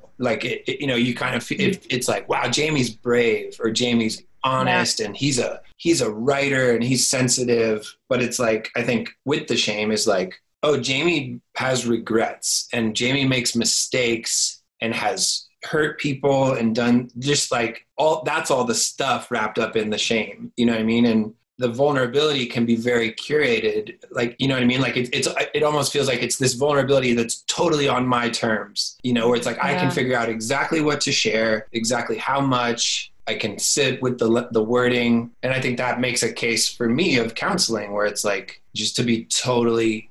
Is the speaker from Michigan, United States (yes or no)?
no; Florida, United States; moved away as an adult; I moved back to my hometown in Florida